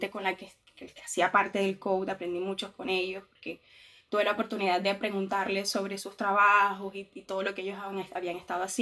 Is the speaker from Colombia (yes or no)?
yes; Caribbean Region, Colombia; yo soy del Caribe colombiano, de la región Caribe, ahí en, sí, frente al mar Caribe